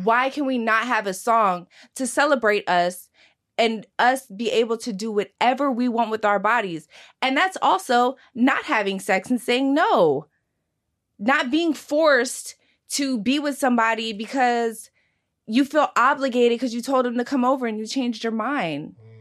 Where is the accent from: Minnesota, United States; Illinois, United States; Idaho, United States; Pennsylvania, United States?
Pennsylvania, United States; Philadelphia; born or raised there